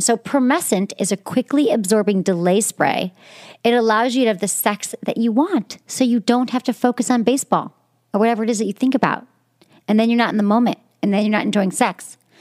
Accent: Michigan, United States; accent: Michigan; my Michigan accent

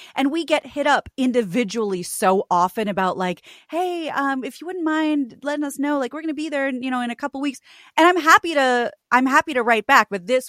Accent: Kansas, United States; moved away as an adult; also born or lived in New York City, United States; now in Los Angeles, United States; The one thing that growing up in Kansas and then living for a short time in New York, and I mean in New York, in Queens, in the East Village and in West Harlem.

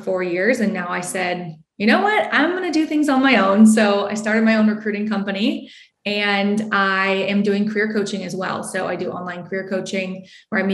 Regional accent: Bakersfield, California, United States; moved away as an adult; also born or lived in South Carolina; I grew up in Bakersfield, California

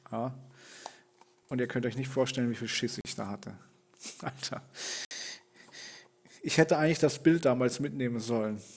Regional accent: Rhineland-Palatinate, Germany; ich komme ja ursprünglich aus dem Pfälzerwald. Das ist etwa eine Stunde vom Holiday Park weg.

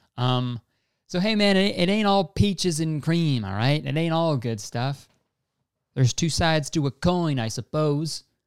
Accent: Canada; we're Canadian

